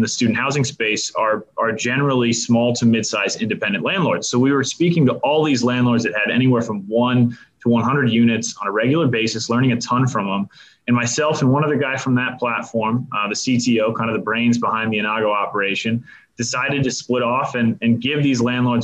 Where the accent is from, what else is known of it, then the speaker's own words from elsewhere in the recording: Cincinnati, Ohio, United States; born and raised in the Cincinnati area, which is where I'm based now.